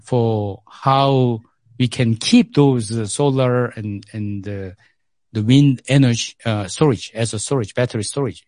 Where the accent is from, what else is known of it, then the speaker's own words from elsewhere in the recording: South Korea; English is a second language; moved away as an adult; now in South Africa; I grew up in Korea.